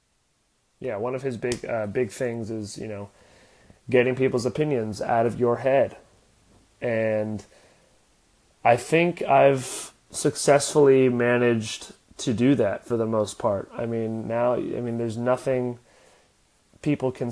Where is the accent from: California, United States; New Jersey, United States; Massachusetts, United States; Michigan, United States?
California, United States; Oceanside; also born or lived in Los Angeles, California; I was born in Los Angeles, and me and my family moved to Oceanside when I was 7. I grew up playing every sport known to man